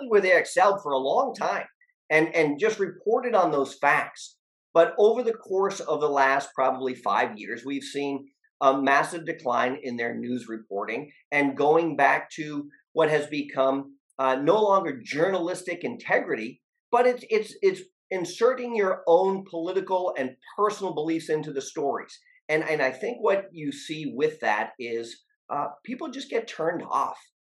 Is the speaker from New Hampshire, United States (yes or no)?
yes; New Hampshire, United States; Donald Trump came to my home state of New Hampshire